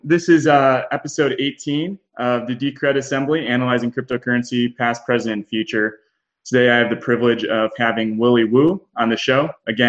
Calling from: San Diego, California, United States; I'm coming over from San Diego

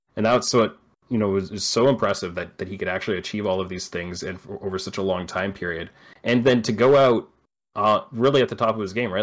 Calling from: Vancouver Island, British Columbia, Canada; I'm calling from Vancouver Island in Canada

